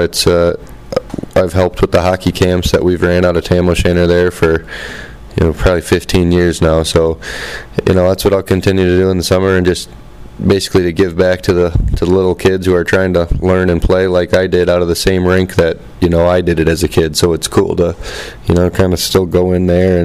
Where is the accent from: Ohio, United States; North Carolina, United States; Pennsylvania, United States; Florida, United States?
Ohio, United States; Toledo; born or raised there